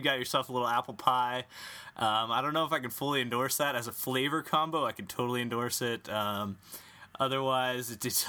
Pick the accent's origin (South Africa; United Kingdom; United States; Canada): United States; Yakima Valley, Washington; born or raised there